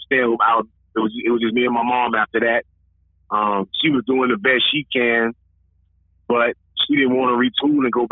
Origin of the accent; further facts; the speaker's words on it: St. Petersburg, Florida, United States; I'm from St. Petersburg, Florida, born and raised